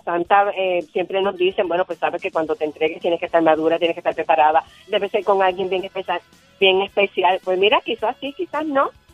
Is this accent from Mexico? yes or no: no; Ponce, Puerto Rico; yo soy de Ponce, vivía en Ponce y, hacía babysitting a unos nenes que vivían al frente de mi casa